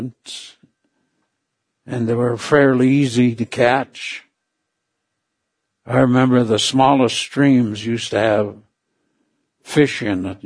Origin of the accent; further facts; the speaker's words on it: Cordova, Alaska, United States; I was raised in Cordova, Alaska.